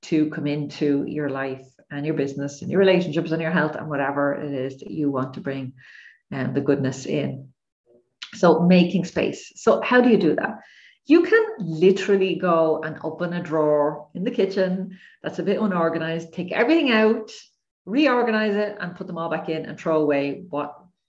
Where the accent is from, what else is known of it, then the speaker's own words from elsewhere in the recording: Ireland; I'm Irish